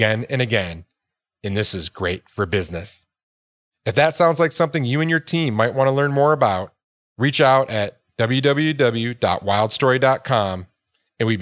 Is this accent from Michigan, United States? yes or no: yes; outside of Detroit, Michigan, United States; now in Boulder, United States; I'm from the Midwest. I'm from, you know, grew up in outside of Detroit